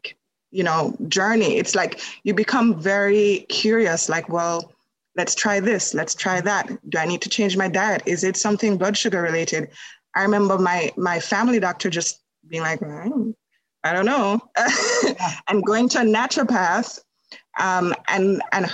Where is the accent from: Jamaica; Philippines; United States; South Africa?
Jamaica; moved away as an adult; now in Canada; I live in Canada, but I am from Jamaica. So I was born in Jamaica and I came to Canada.